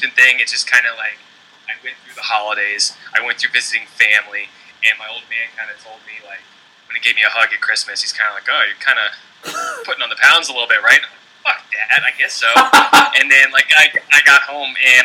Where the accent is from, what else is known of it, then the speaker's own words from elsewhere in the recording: Virginia, United States; also born or lived in San Diego, California; now in Maryland, United States; I'm from Virginia. I'm living in Maryland now